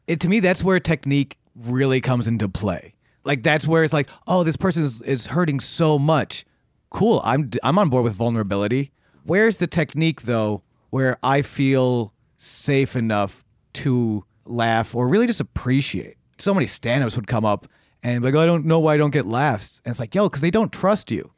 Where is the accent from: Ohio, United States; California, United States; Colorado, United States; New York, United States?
New York, United States; Buffalo; moved away as an adult; I come from Buffalo, New York, um, where I did stand-up for many, many years back there